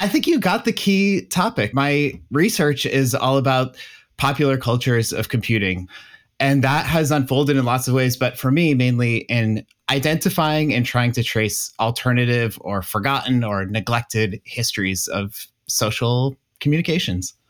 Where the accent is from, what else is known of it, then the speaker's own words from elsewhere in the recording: Massachusetts, United States; I grew up in Massachusetts